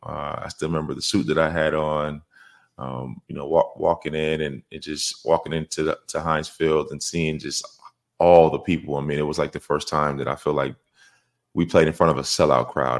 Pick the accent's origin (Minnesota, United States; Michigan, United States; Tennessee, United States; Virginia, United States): Minnesota, United States; moved away as an adult; I came from Minnesota, you know, I came from pretty small